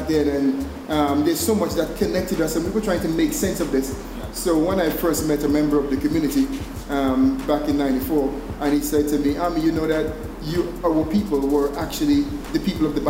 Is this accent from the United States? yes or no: no; Antigua & Barbuda; moved away; also born or lived in Israel; as a young artist growing up in Antigua